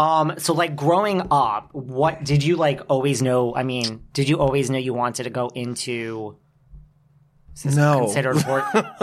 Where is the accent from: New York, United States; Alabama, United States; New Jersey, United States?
New York, United States; I am from New York